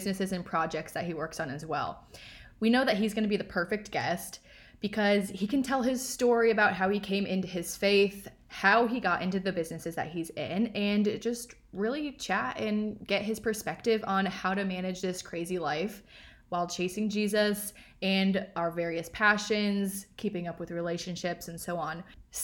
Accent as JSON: {"language": "English", "region": "Iowa", "country": "United States", "tie": "born or raised there", "moved": "yes", "said": "I grew up in Iowa, and the Iowa summers are so humid."}